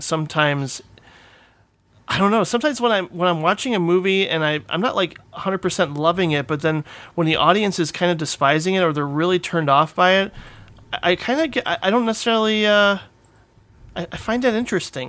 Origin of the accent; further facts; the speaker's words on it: Indiana, United States; also born or lived in Calumet City, Illinois; I grew up in Calumet City, Illinois, till I was eight, and then moved to Indiana for my teenage years